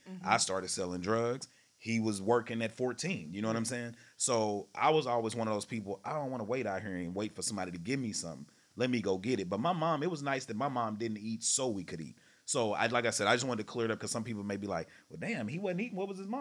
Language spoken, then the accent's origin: English; Texarkana, United States; I'm from Texarkana, the country